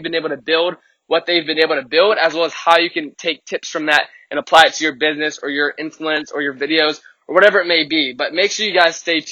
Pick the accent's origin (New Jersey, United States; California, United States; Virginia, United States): Virginia, United States; Richmond; I'm coming to you live from Richmond, Virginia, my hometown